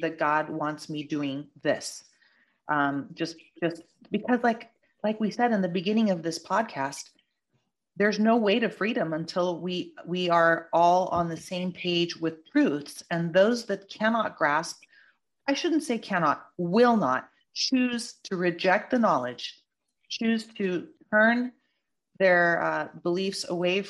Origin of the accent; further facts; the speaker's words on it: California, United States; I'm a Californian native